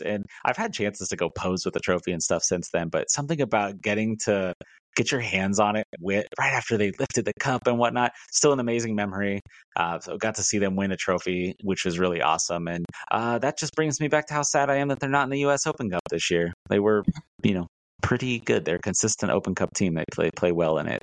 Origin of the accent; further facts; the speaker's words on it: Sedalia, Missouri, United States; now in Kansas City, United States; I'm not from Kansas City. I'm from Sedalia